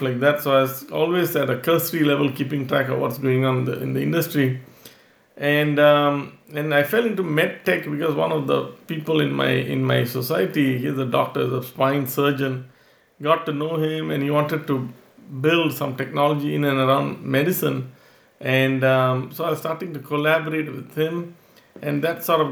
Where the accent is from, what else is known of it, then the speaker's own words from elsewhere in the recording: Singapore; moved away; I'm originally from Singapore